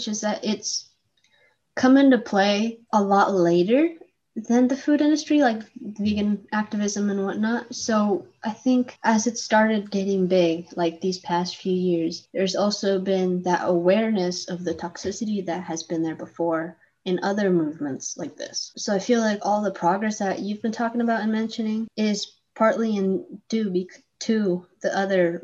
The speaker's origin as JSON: {"language": "English", "country": "Chile", "also_born_or_lived": "Arizona", "moved": "yes", "said": "I'm from Chile"}